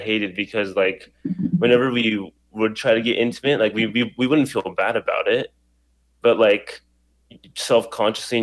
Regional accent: Idaho, United States; also born or lived in New York City / California / Colombia; living most of my life in Idaho

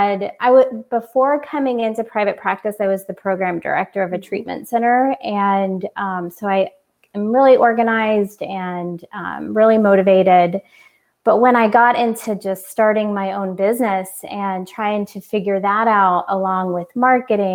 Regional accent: Orlando, Florida, United States; moved away as an adult; also born or lived in California; I moved from California to Orlando back to my home

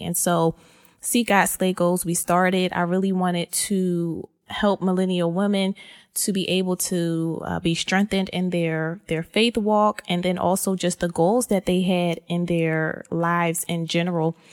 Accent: Philadelphia, Pennsylvania, United States; born and raised in Philly

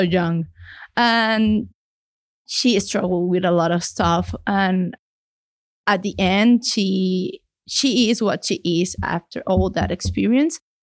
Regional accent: Mexico City, Mexico; English is a second language; moved away as an adult; now in Canada; I am from Mexico City. I'm a city girl. My family is from the northern part of the country, from Chihuahua, but all my life, I've been lucky enough to live in the same spot in Mexico City

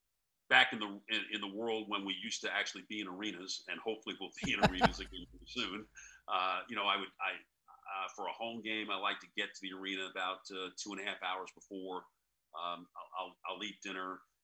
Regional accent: New York, United States; And obviously growing up in New York, there's more sports there than there is anywhere else in the world

